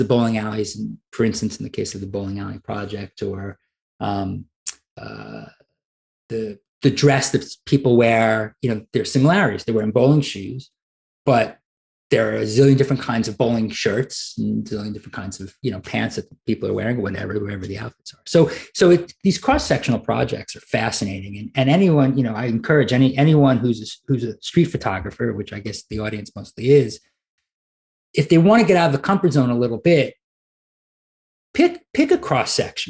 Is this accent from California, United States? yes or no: no; New York City, New York, United States; now in Arkansas, United States; I'm from Brooklyn